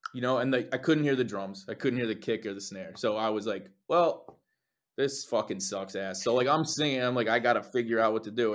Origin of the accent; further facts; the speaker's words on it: Saddle Brook, New Jersey, United States; there was a little shop in my hometown, Saddlebrook, New Jersey.